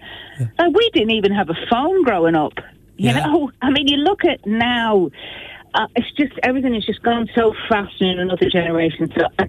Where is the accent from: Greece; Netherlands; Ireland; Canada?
Ireland; Tubbercurry, Connacht; moved away as an adult; also born or lived in Manchester; now in Dublin, Ireland; Yeah, I was born in Manchester, and then when we were kids, we moved back. My parents are from Sligo and Mayo, so this was back in the 70s